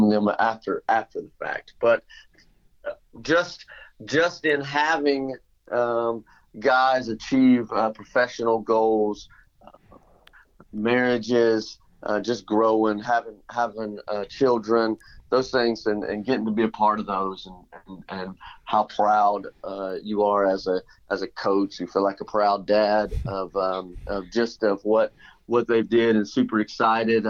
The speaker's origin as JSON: {"language": "English", "area": "Elizabethton", "region": "Tennessee", "country": "United States", "tie": "born or raised there", "said": "Elizabeth, in my hometown"}